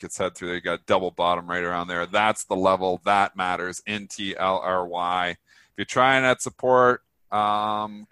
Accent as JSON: {"language": "English", "country": "Canada", "said": "I'm Canadian"}